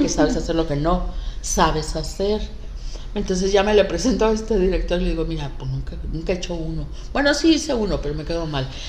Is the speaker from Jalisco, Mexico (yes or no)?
no; Acapulco, Guerrero, Mexico; Yo de niña ahí en Caleta